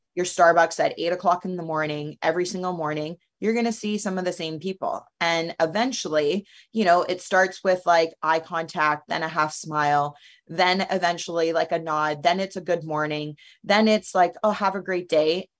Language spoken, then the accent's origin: English; Canada; moved away; also born or lived in United States; being in Canada as a Canadian, but living in the United States